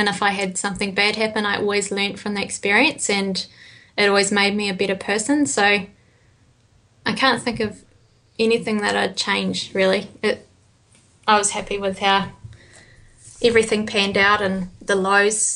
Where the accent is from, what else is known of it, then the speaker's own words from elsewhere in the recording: New Zealand; being from New Zealand